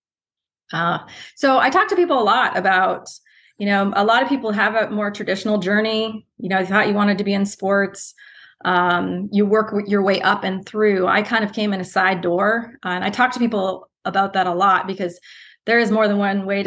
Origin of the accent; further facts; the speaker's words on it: Canada; moved away as an adult; also born or lived in Ohio; now in Columbus, United States; as a Canadian, a typical Canadian who loves our hockey